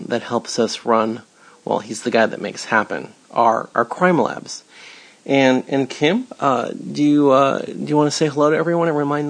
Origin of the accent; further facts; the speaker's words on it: Los Angeles, California, United States; Growing up in Cheviot Hills, my compass pointed straight to 5th and Main.